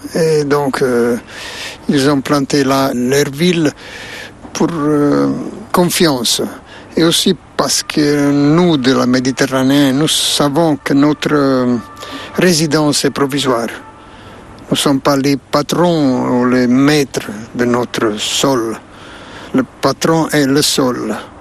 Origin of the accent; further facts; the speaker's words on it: Naples, Campania, Italy; French is a second language; ma ville natale, Napoli